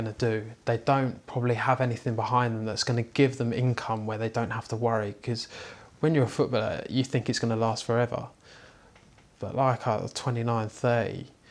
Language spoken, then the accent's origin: English; Buckinghamshire, South East England, United Kingdom; where I grew up in Buckinghamshire area